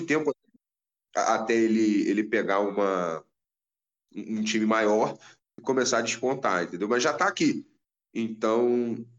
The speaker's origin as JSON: {"language": "Portuguese", "country": "Brazil", "said": "eu sou brasileiro"}